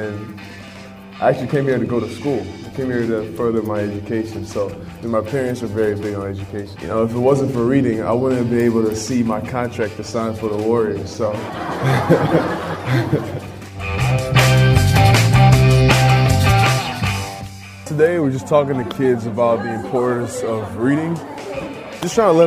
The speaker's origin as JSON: {"language": "English", "country": "Nigeria", "tie": "born or raised there", "moved": "yes", "lives_now": "United States", "said": "I grew up in Nigeria"}